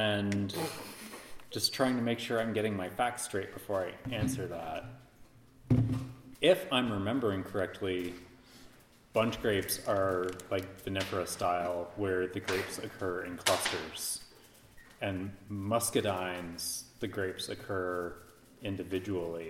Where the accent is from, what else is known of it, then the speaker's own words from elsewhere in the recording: Deep South, United States; moved away; I grew up in the Deep South. I did all of my education in the Deep South.